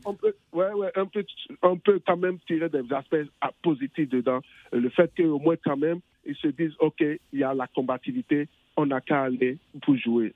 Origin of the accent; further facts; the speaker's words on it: England, United Kingdom; l'Angleterre. L'Angleterre, mon pays natal